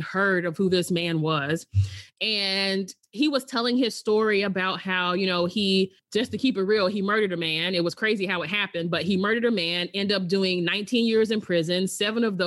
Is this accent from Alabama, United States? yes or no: yes; Alabama, United States; I'm originally from Alabama